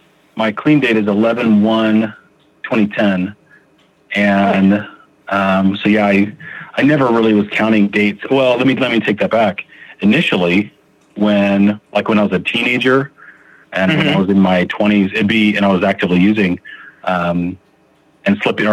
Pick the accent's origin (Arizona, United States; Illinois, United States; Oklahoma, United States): Arizona, United States; Phoenix; now in Utah, United States; I am currently residing in Utah. I still claim that I'm a Phoenix boy, but I think I probably lived in Utah more in my life.